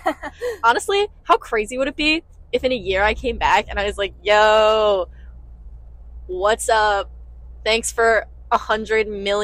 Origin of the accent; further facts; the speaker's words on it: Maryland, United States; Born and raised in Maryland.